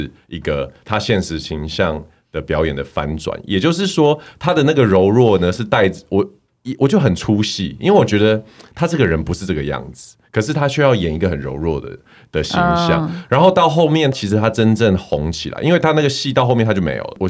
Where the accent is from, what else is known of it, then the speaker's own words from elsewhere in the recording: Canada; 然后身为加拿大人，我非常